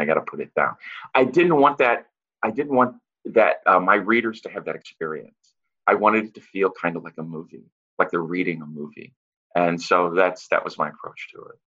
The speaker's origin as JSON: {"language": "English", "town": "St. Louis", "region": "Missouri", "country": "United States", "moved": "as an adult", "lives_now": "Los Angeles, United States", "said": "I am from St. Louis and I live in uh, Los Angeles now."}